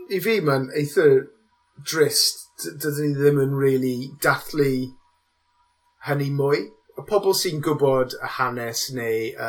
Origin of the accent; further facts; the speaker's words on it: Newport, Wales, United Kingdom; Welsh is a second language; dwi'n dod o gas newydd a dysgais i Cymraeg